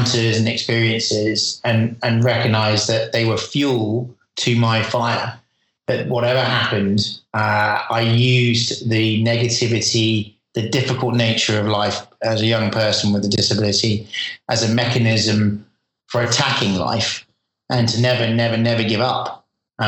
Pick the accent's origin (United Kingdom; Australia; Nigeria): United Kingdom; moved away as an adult; now in California, United States; as a Brit living in the USA